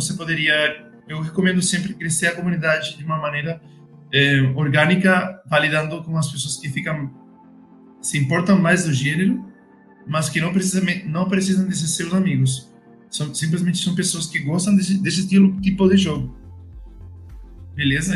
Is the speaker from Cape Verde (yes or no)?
no; Spain; Portuguese is a second language; moved away; also born or lived in Madrid; sou espanhol